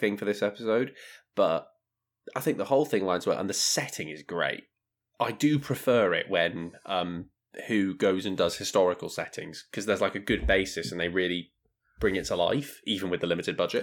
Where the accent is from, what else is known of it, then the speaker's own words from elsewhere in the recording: United Kingdom; we are, we are British